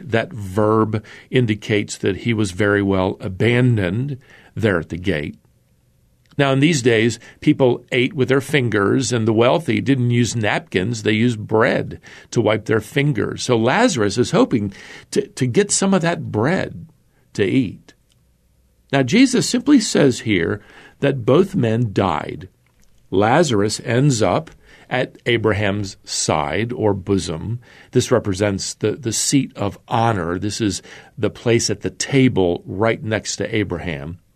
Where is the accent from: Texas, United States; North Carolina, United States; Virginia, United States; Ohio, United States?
North Carolina, United States; my home state of, of North Carolina